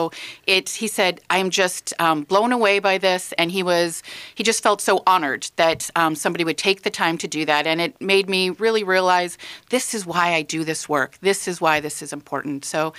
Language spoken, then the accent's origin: English; Minnetonka, Minnesota, United States; I was born in Minnetonka, graduated from Hopkins High School. My husband and I decided to come back to this community when our kids were starting school because it is such a great place to raise a family.